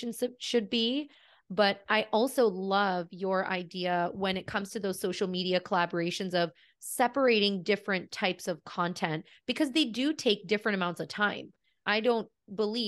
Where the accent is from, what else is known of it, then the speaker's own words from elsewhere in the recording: Canada; also born or lived in California; We are Canadian